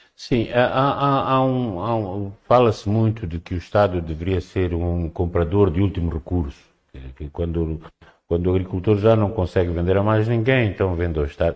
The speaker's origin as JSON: {"language": "Portuguese", "region": "Cabo Delgado", "country": "Mozambique", "said": "eu sou de Cabo Delgado"}